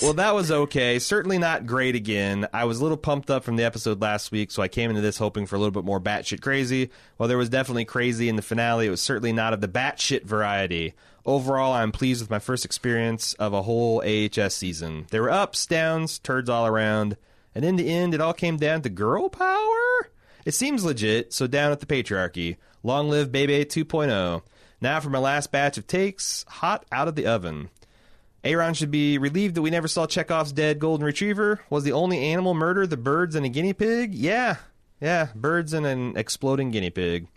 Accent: Texas, United States; As a Texan

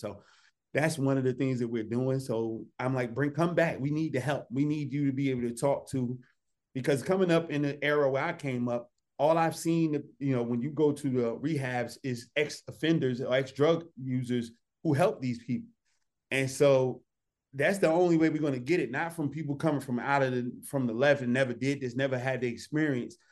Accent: Newark, New Jersey, United States; I came from Newark, New Jersey. I was in the hood.

